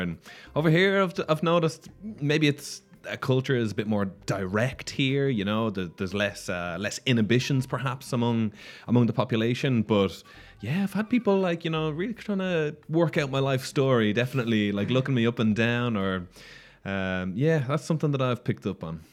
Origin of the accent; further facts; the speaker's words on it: Ireland; now in Barcelona, Spain; I come from Ireland